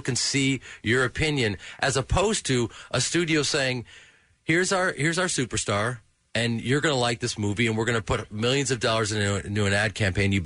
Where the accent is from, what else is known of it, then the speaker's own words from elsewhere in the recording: Chicago, Illinois, United States; I grew up in Chicago